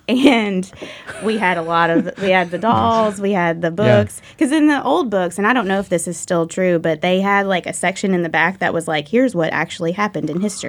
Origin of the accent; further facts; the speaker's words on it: Old Hickory, Tennessee, United States; Old Hickory.